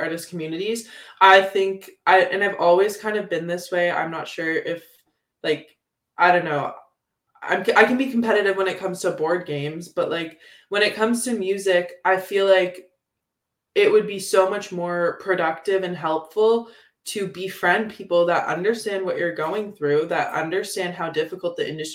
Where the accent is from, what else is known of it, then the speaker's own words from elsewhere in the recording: Guelph, Ontario, Canada; now in London, Canada; I grew up in Guelph, which is very folk-oriented